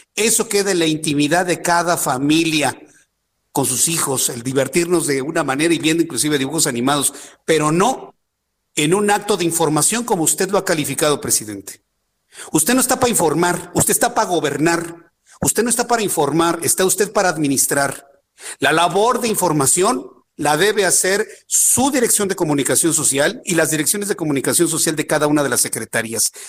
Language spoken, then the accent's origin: Spanish; Mexico